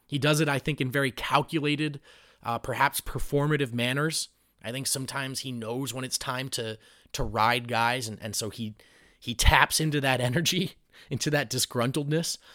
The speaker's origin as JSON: {"language": "English", "region": "New Jersey", "country": "United States", "tie": "born or raised there", "moved": "yes", "lives_now": "Denver, United States", "said": "I grew up on the East Coast, I grew up in Jersey"}